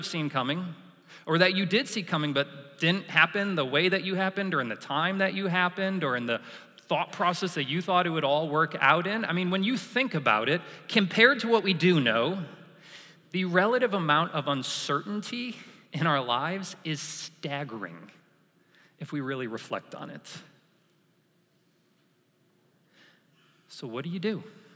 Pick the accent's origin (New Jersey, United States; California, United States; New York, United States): New York, United States; moved away as an adult; growing up in New York